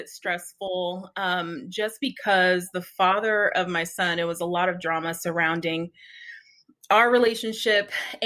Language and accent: English; Oakland, California, United States; moved away as an adult; now in Phoenix, United States; we're actually from Oakland, California, born and raised. And then we moved out here to Phoenix about six years ago.